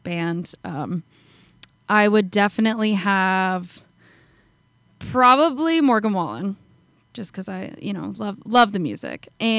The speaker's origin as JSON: {"language": "English", "country": "Canada", "said": "I'm from Canada."}